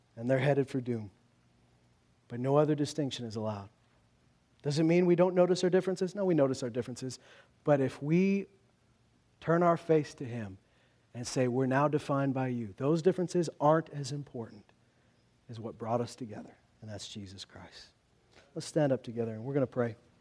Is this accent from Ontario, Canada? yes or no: no; Loon Lake, Saskatchewan, Canada; I grew up in Loon Lake, a town which has seen great division over the years because on one hand, there's the reserve and on the other hand, the town